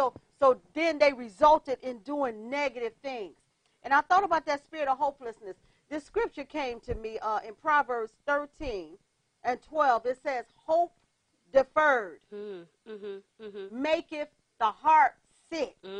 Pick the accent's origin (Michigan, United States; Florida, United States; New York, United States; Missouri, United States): Michigan, United States; Detroit; I came from Detroit. And over the city of Detroit was a spirit of hopelessness.